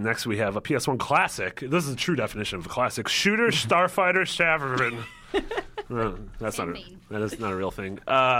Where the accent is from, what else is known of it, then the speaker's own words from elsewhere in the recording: Midwest, United States; I'm from the Midwest.